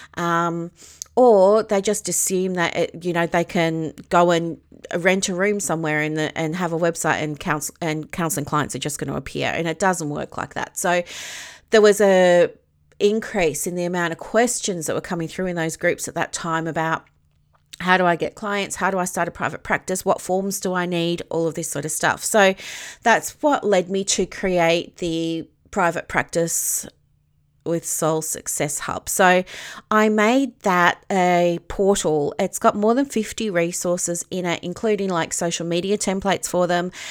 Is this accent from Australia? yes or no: yes; Victoria, Australia; I'm from Victoria